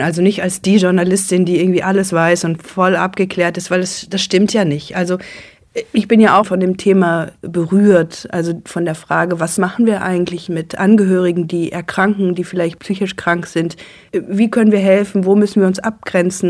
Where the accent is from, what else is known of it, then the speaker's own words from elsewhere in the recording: Germany; als Deutsche und nicht vom Dorf